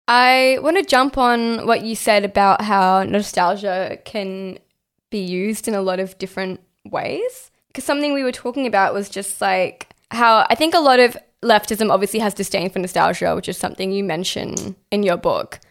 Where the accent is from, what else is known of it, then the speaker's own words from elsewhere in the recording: Australia; somebody who was born and raised in Australia